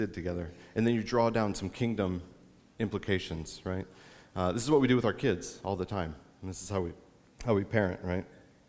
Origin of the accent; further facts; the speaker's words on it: Clare, Iowa, United States; moved away; I grew up in Clare, Iowa. I went to Manson.